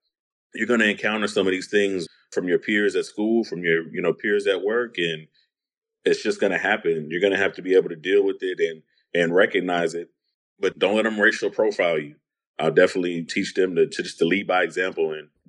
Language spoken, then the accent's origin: English; Baltimore, Maryland, United States; You know, I grew up on Baltimore Mid Crown. Definitely a predominantly black neighborhood. Poverty, a lot of just hood stuff going on